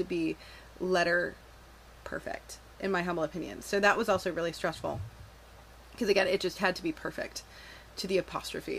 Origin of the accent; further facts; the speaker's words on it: Canada; I grew up in Canada. We are forced to learn French.